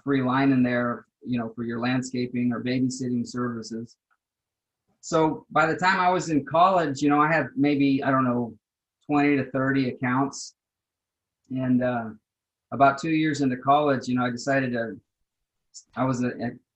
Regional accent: Austin, Texas, United States; moved away; I grew up in South Austin

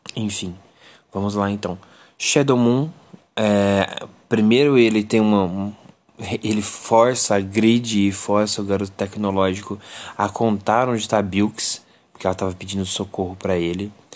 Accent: Brazil

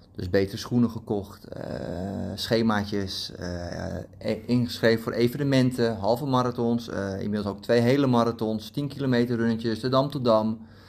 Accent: Almere, Flevoland, Netherlands; moved away; bij ons in Almere, waar ik destijds woonde.

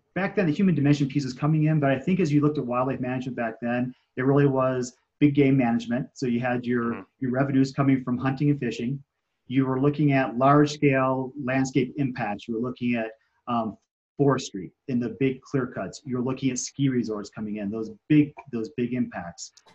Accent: Michigan, United States; moved away as an adult; now in Colorado, United States; was driving back from California um, to Michigan, where I'm from

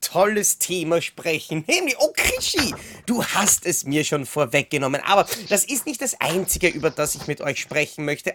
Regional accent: Austria; bei uns in Österreich

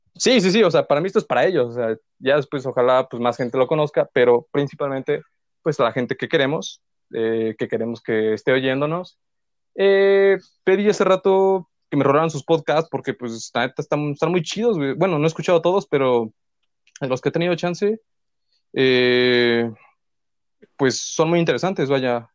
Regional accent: Puebla, Mexico; soy pues poblano.

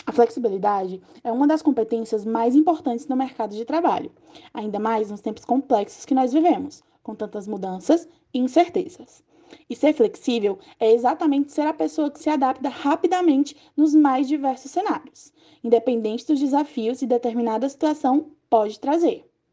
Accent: Brazil

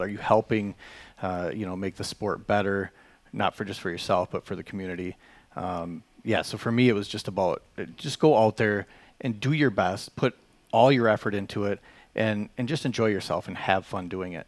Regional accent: Chippewa Falls, Wisconsin, United States; I was born and raised in the Chippewa Valley here, uh, Chippewa Falls. I, I've called home my whole life.

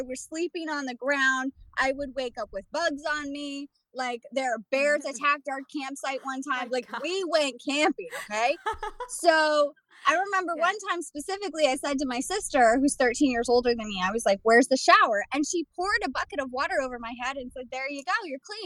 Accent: Florida, United States; moved away; also born or lived in California; I grew up in Florida and California.

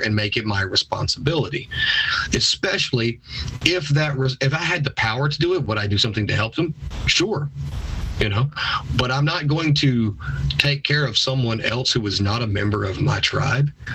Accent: United States

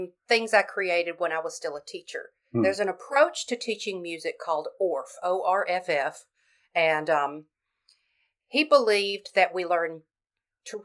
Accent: Florence, Alabama, United States; my hometown of Florence, Alabama

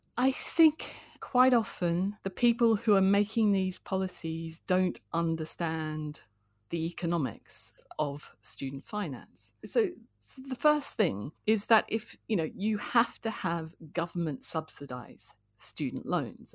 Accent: Canberra, Australian Capital Territory, Australia; moved away as an adult; also born or lived in Sydney / London; now in United Kingdom; I was born in Sydney and, uh, grew up in Canberra

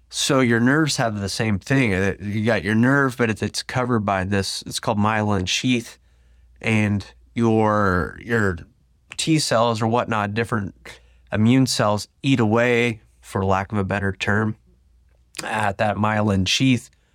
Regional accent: Tulsa, Oklahoma, United States; I was from Tulsa

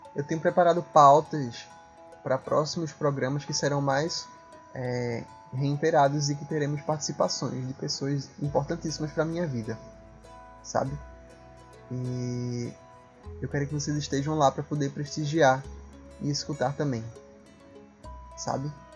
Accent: Northeast Region, Brazil; accent: sotaque arrastado; esse nordestino

